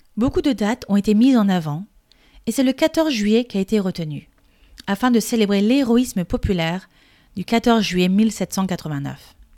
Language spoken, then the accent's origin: French; France; Je suis française et coach de français